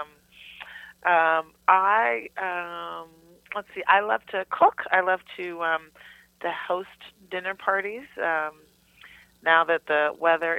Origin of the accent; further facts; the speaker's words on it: Chicago, Illinois, United States; moved away; I grew up in Chicago